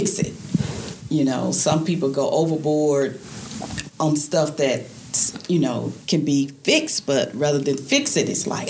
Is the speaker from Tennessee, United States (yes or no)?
yes; Memphis, Tennessee, United States; I'm from Memphis, Tennessee.